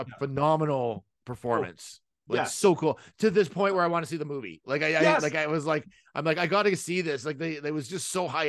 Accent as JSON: {"language": "English", "country": "Canada", "said": "being Canadian"}